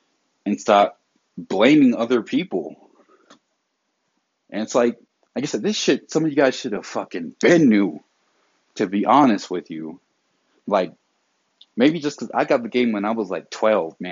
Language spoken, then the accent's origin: English; the South, United States; I'm from the South